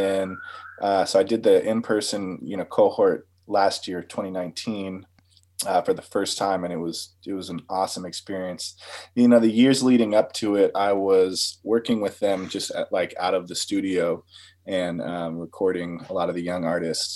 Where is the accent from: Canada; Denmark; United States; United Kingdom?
United States; Shoreline, Washington; also born or lived in Seattle; growing up in Shoreline, I had a pretty good music program